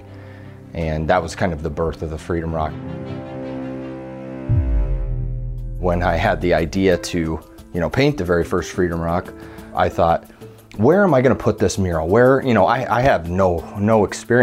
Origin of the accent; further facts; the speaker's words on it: Fontenelle, Iowa, United States; also born or lived in Creston, Iowa; I was born in Creston, Iowa, and I grew up in the little town of Fontenelle, Iowa, about 600 people